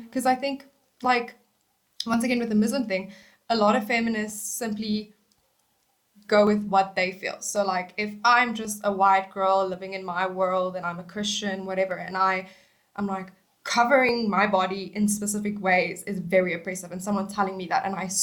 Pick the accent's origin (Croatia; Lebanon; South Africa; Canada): South Africa; moved away; I am from South Africa